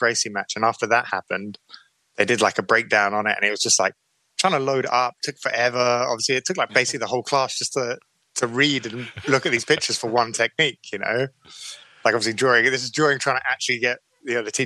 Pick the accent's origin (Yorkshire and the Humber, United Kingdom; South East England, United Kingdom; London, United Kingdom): South East England, United Kingdom; Brighton; I always grew up down Brighton Hoveway. So I was always a kind of southern boy